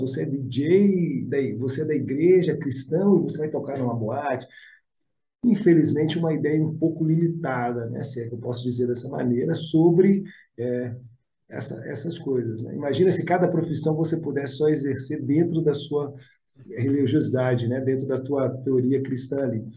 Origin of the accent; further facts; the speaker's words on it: Belo Horizonte, Minas Gerais, Brazil; moved away; also born or lived in South of Brazil; sou de BH, vim morar aqui no Sul